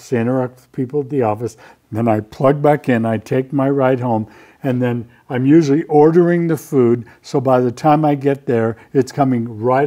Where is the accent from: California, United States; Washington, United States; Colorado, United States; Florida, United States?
California, United States; Southern; as a kid growing up in Southern California